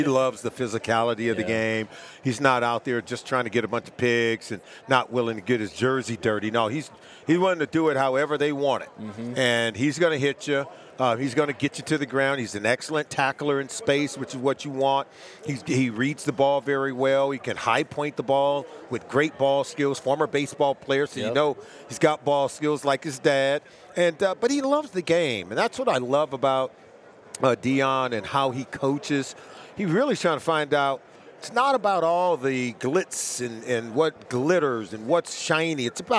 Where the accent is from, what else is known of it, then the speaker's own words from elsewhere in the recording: Los Angeles, California, United States; I grew up in Pac-12 country. Yeah. I grew up in Los Angeles, California